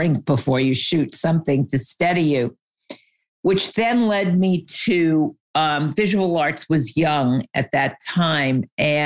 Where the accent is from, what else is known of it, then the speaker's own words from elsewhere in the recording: New York, United States; I grew up in New York and my dad was in the fashion industry